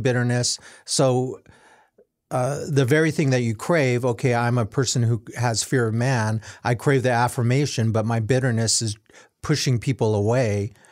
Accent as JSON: {"language": "English", "country": "United States", "said": "being Asian American"}